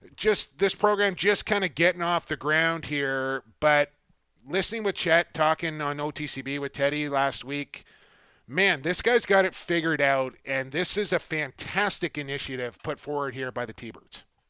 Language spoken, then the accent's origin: English; Canada; now as Canadian